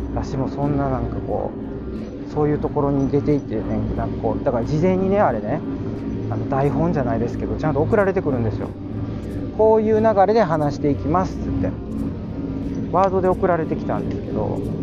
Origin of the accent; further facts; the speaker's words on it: Kansai, Japan; accent: Kansai-ben; 関西弁丸出しのあのトーク